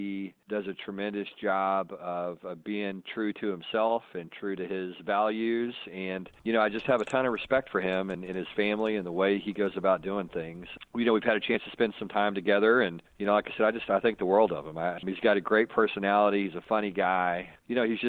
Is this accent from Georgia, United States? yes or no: no; Texas, United States; I grew up in Texas